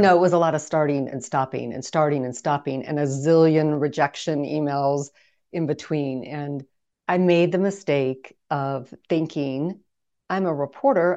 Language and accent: English; Midwest, United States; now in Phoenix, United States; I grew up in the Midwest